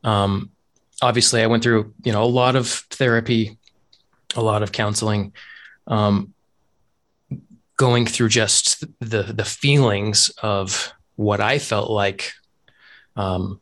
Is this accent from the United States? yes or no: yes; Utah, United States; moved away as an adult; also born or lived in Japan / Arizona; So I was born and raised in Utah, and I grew up in a Mormon community